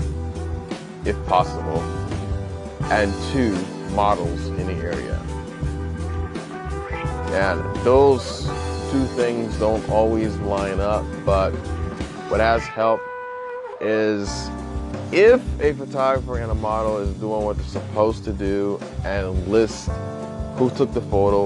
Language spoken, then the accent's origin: English; Indiana, United States; moved away; back in my hometown